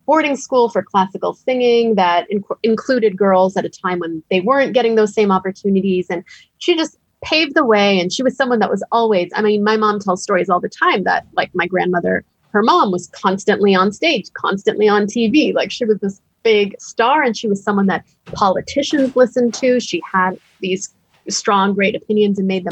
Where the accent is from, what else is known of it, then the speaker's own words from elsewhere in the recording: United States; I was born years later in the United States